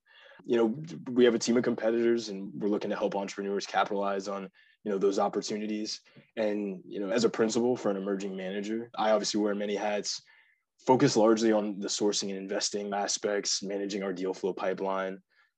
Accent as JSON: {"language": "English", "region": "Virginia", "country": "United States", "tie": "born or raised there", "also_born_or_lived": "North Carolina", "said": "We bounced around every 2 to 4 years, but spent most of my time growing up in Virginia and North Carolina. Graduated from Chantilly High School in Northern Virginia before attending Penn"}